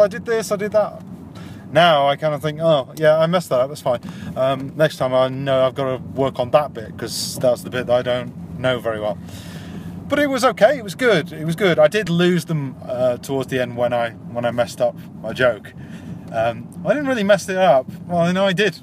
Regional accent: Yorkshire and the Humber, United Kingdom; I'm from Yorkshire and we're quite slow

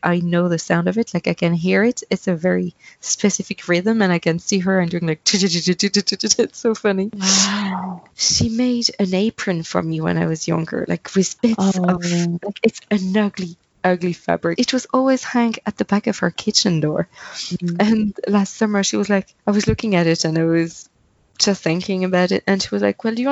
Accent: Centre-Val de Loire, France; born or raised there; English is a second language; moved away as an adult; also born or lived in Paris, France; now in Ireland

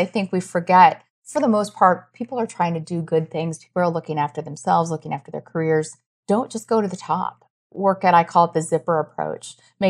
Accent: Iowa, United States; I grew up in Iowa. There's a lot of hunting.

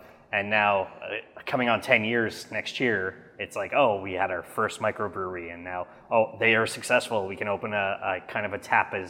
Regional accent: Canada; as a Canadian craft drinker.

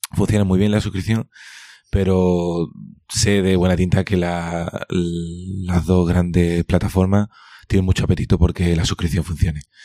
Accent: Cádiz, Andalusia, Spain; now in Seville, Spain; me considero andaluz, me considero eh, gaditano y andaluz, en ese orden.

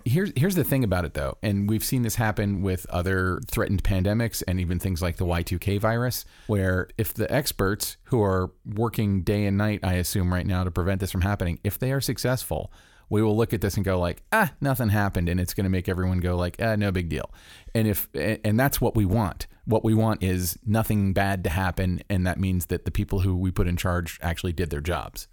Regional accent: Orlando, Florida, United States; moved away; it's in Orlando, my hometown

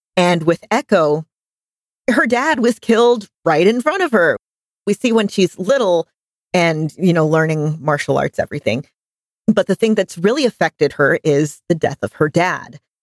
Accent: United States; accent: American; my American accent

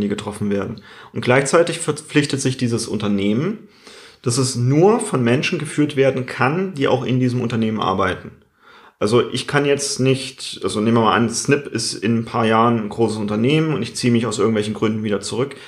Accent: Germany; bei uns in Deutschland

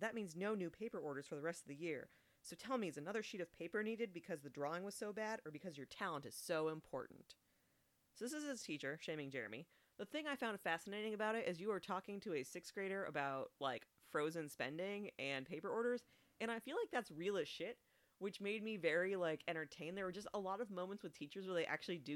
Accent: California, United States; I'm from California.

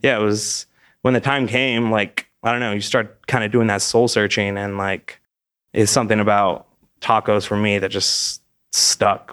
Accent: California, United States; moved away as an adult; also born or lived in Los Angeles; now in Austin, United States; I was born in California, West Coast kid

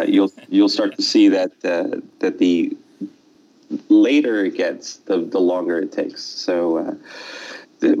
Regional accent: Los Angeles, California, United States; also born or lived in Silicon Valley; I grew up in Los Angeles, actually, where I am right now as we speak

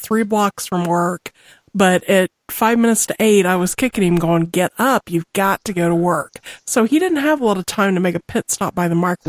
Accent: Missouri, United States; I'm from Missouri, you have to excuse me.

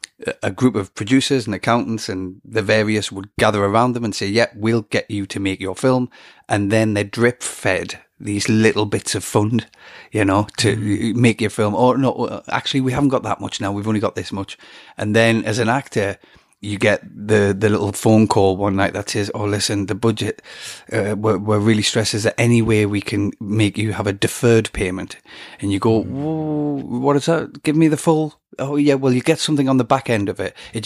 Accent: England, United Kingdom; obviously I'm an Englishman and they would have had to pay the right rate.

